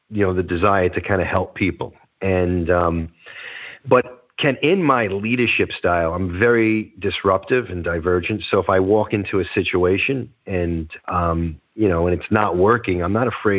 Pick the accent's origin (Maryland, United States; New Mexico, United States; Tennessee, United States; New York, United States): New York, United States; New York City; accent: Northeast; moved away as an adult; also born or lived in Boca Raton, Florida / Delray Beach, Florida; It's Brooklyn, originally born and raised in Brooklyn, New York